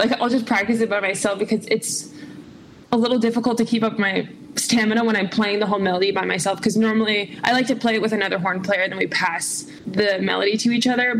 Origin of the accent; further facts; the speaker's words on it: Southern California, United States; also born or lived in Durham, North Carolina / Chicago; spent most of my upbringing in Southern California